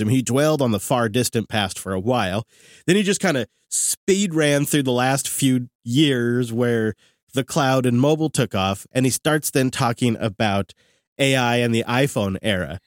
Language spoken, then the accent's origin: English; Seattle, Washington, United States; right here in my hometown at the Seattle Convention Center